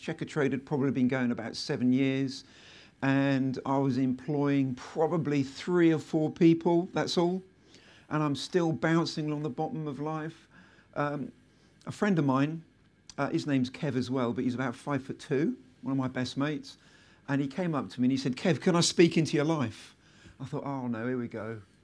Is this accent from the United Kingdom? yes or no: yes; Selsey, South East England, United Kingdom; my hometown, which is Selseybill in West Sussex